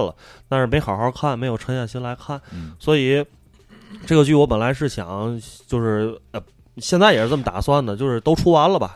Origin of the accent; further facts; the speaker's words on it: China; 跟我们中国人的意识形态差距甚远